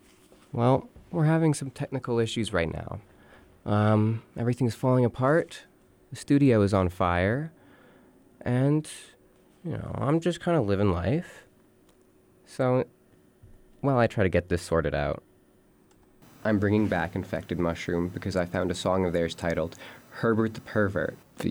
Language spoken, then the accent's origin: English; California, United States; born there; I was born in California, the land of the free, and the home of the brave.